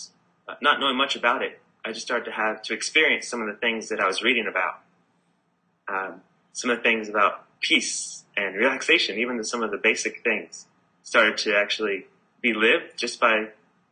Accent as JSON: {"language": "English", "region": "California", "country": "United States", "moved": "yes", "lives_now": "Byron Bay, Australia", "said": "I'm originally from California"}